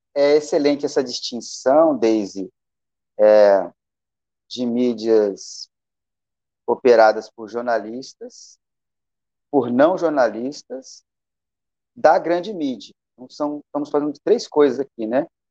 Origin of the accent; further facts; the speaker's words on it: Bagé, Rio Grande do Sul, Brazil; moved away; also born or lived in Rio de Janeiro; Nasci em Bagé, no Rio Grande do Sul, e aí andei muito por aí